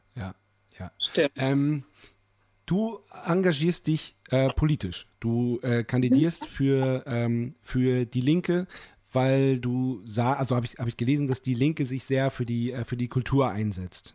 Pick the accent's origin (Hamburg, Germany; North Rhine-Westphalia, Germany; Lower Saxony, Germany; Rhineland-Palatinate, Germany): Lower Saxony, Germany; Lüchow-Dannenberg district; wir kommen ja hier aus dem Landkreis Lüchow-Dannenberg